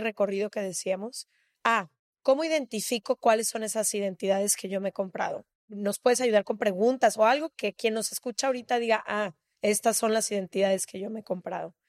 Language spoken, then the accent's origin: Spanish; Mexico; yo porque soy mexicana